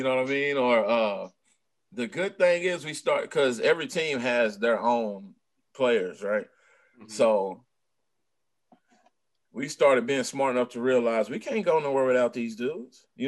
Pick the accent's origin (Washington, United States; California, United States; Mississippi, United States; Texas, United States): Texas, United States; I'm a boy from Texas now